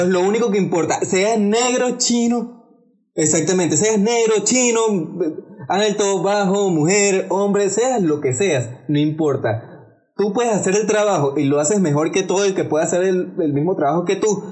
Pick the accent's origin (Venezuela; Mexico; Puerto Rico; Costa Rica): Venezuela; siendo venezolano yo